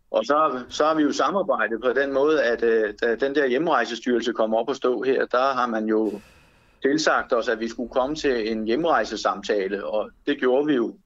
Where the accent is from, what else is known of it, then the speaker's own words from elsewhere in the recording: Denmark; Jeg er dansker, og jeg er stolt af mit land